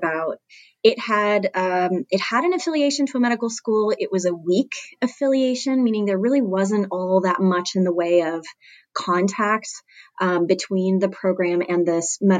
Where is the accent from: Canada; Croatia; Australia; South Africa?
Canada; moved away; I'm originally from Canada